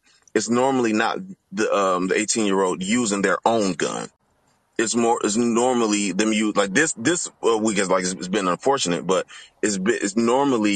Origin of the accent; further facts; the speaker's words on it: Detroit, Michigan, United States; now in Louisville, United States; I'm originally from Detroit